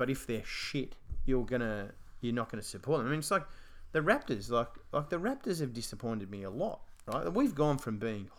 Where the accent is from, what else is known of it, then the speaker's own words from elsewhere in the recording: Australia; obviously being Australian, and we know his family